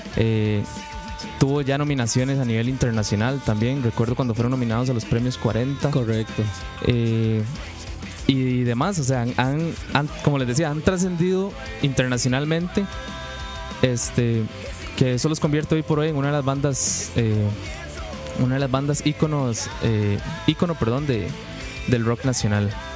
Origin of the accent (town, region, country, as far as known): Turrialba, Cartago, Costa Rica